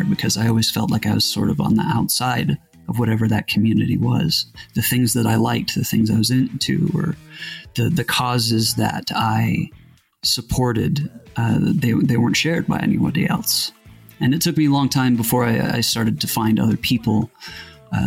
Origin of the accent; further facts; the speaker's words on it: Utah, United States; where I grew up in Utah